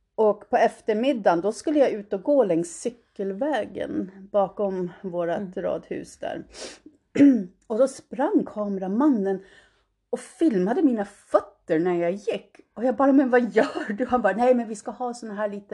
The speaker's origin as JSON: {"language": "Swedish", "country": "United States", "tie": "born or raised there", "moved": "as an adult", "lives_now": "Sweden", "said": "jag är född i Sverige, svenska föräldrar. Och eh, när jag var fem år flyttade jag och min mamma till USA"}